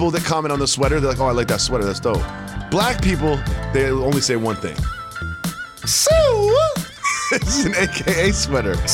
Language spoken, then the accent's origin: English; Western Massachusetts, United States; also born or lived in New York; I was raised in Western Massachusetts, right? I went to New York University.